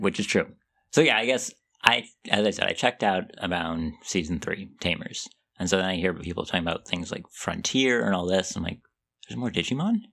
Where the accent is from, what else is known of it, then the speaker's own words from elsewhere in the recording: Seattle, Washington, United States; I grew up in Seattle